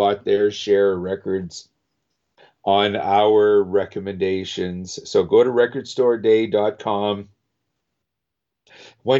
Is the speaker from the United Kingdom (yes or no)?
no; Winnipeg, Manitoba, Canada; I'm from Winnipeg